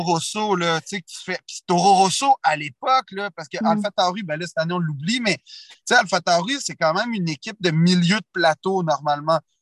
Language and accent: French; Quebec, Canada; je suis Canadien puis et ben Québécois